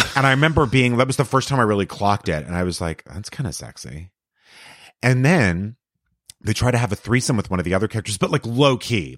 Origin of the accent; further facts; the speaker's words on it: El Paso, Texas, United States; Texas. So I grew up in El Paso